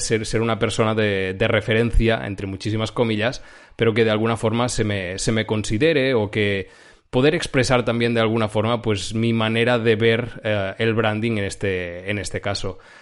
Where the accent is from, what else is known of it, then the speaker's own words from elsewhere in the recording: Girona, Catalonia, Spain; now in Barcelona, Spain; Yo soy de Girona, la zona de Girona, Cataluña